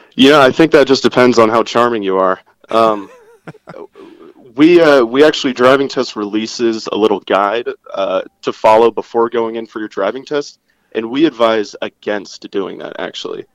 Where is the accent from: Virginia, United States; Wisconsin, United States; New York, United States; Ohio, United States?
Virginia, United States; my home state of Virginia